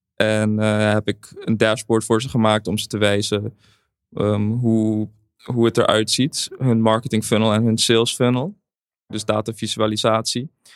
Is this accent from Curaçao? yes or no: yes; Curaçao; in Caribisch Nederland, waar ik vandaan kom. Ik kom uit Curaçao